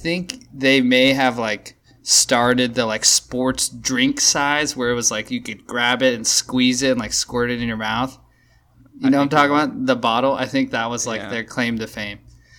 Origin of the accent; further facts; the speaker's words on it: Modesto, California, United States; When I was a young gun, I played a lot of Pop Warner baseball. All right. I'm from Modesto.